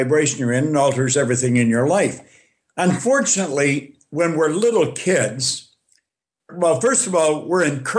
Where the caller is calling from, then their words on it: Thornhill, Ontario, Canada; I am coming in from Canada, Toronto, Thornhill, Ontario.